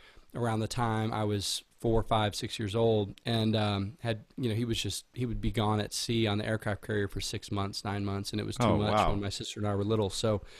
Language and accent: English; San Diego, California, United States; born there; also born or lived in Virginia Beach / Houston; And I was born in Miramar actually. Like he was based in San Diego when I was born, and then we moved to Virginia Beach and then to Houston.